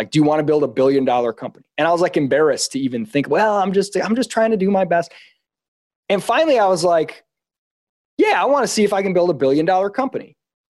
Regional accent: Midwest, United States; Like I was not around people growing up in the Midwest. I was around people with good character, but not huge ambition.

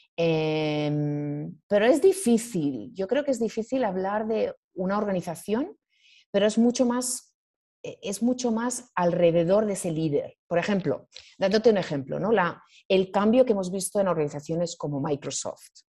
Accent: Spain; moved away as an adult; also born or lived in Asia; yo soy, soy española

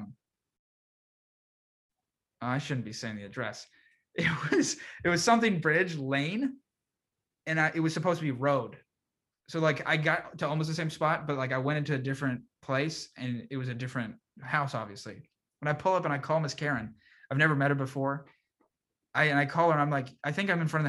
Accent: Reston, Virginia, United States; moved away; I'm from Reston

